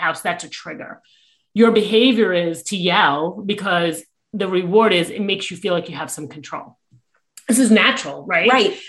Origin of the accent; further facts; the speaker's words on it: New York, United States; I am a New Yorker